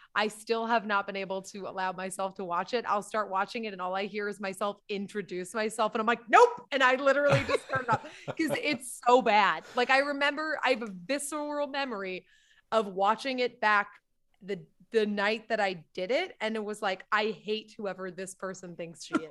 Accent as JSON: {"language": "English", "town": "Salisbury", "region": "Massachusetts", "country": "United States", "tie": "born or raised there"}